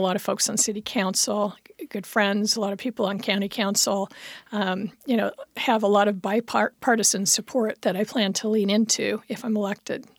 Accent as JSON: {"language": "English", "town": "Federal Way", "region": "Washington", "country": "United States", "tie": "born or raised there", "also_born_or_lived": "Evanston, Illinois", "said": "I grew up in Federal Way a long time ago and went to, uh, Thomas Jefferson High School"}